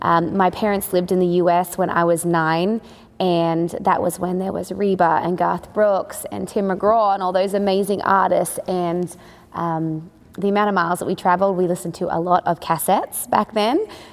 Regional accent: Australia; moved away as an adult; also born or lived in Nashville; now in Texas, United States; I'm partly Australian. I guess now I live in the U.S., so I've been here now for 10 years, born and raised in Australia. I grew up in a rodeo family, but then I branched into music. So I moved to Nashville in 2009

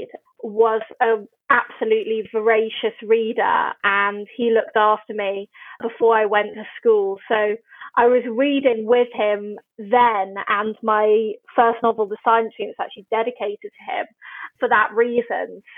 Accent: Oxford, South East England, United Kingdom; moved away; I grew up in Oxford, sort of between Wolvercote and Summertown

